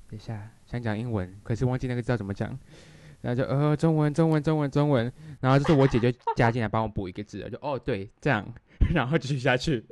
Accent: Taiwan; 我跟Jasmine的话，我们两个都是台湾传统的教育体制长大。我只有在国中三年的时候上过半个月的时候班，但是最基本来说同学沟通啊，这个学习环境都还是以中文为主

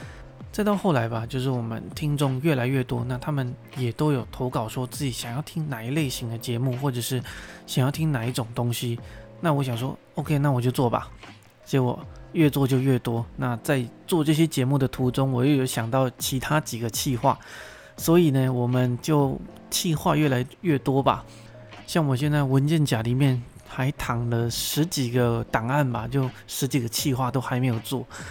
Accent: Pingtung County, Taiwan; moved away as an adult; 可能有人觉得我的口音或者是我的咬字不太像台湾人，那我这边必须说我是土生土长哦，哎，我是屏东高中毕业的，毕业完我就上台北念书了

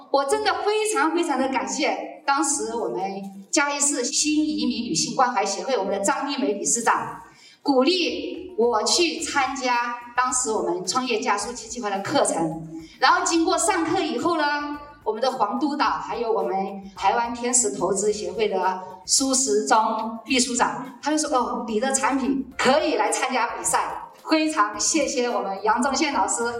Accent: Guilin, Guangxi, China; moved away as an adult; now in Taiwan; 我来自啊最美丽的广西桂林

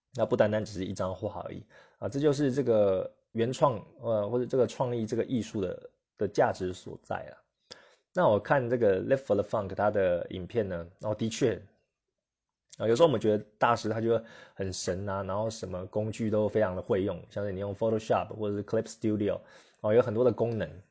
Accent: Taiwan; 我们台湾人的个性可能就是，呃，比较不想要起冲突啦

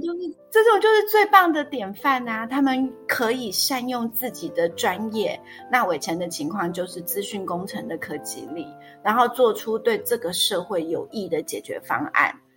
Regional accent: Taiwan; 我们台湾人

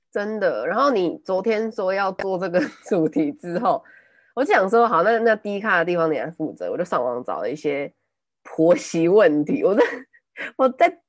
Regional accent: Taipei, Taiwan; first language Taiwanese Hokkien; Chinese is a second language; 我小时候是带我阿公阿妈那边长到小班、中班之类的，然后才回台北嗯。念书

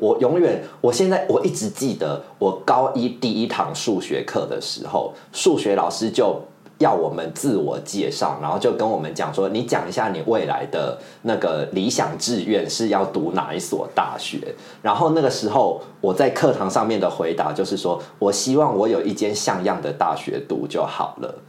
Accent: central and southern Taiwan, Taiwan; 那可是我们在中南部长大的小孩，其实我们好像心中本来就已经预期。说你只要上大学之后，你就是一定要去外地求学，你不会想要留在自己的故乡。

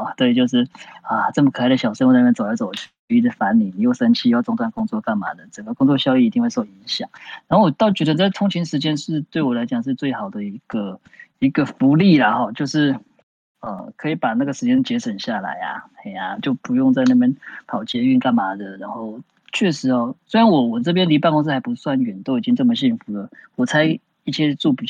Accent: Taichung, Taiwan; moved away; also born or lived in Taipei; 因为我台中人嘛，台北念书

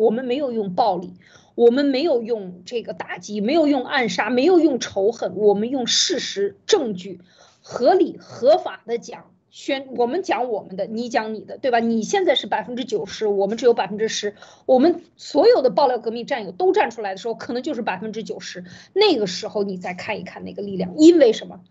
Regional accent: China; 我们中国人

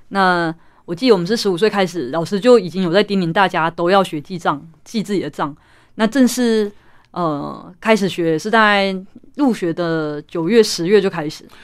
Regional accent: Taichung, Taiwan; 台中文学奖，也就是我们家乡的一个文学奖

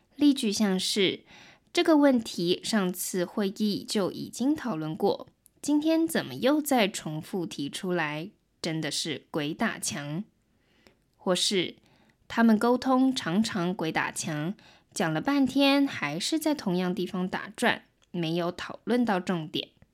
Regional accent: Taiwan; first language Mandarin Chinese; 我是来自台湾的

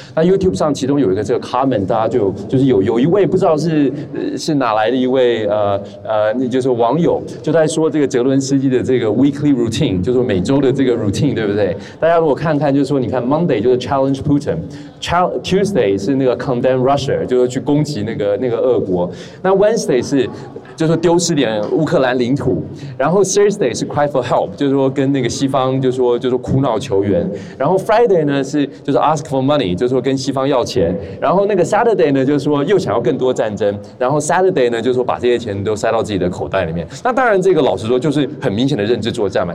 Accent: Taiwan; 我是台湾人

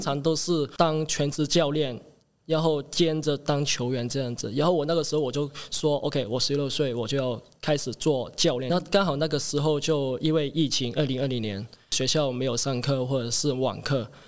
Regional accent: Hong Kong; moved away as an adult; now in Taiwan; 我是来自香港的

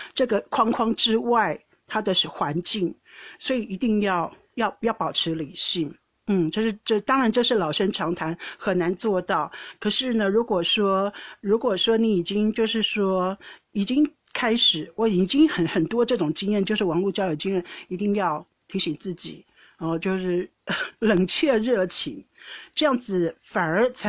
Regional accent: Taiwan; now in Netherlands; 我因为我从台湾来荷兰，人生地不熟

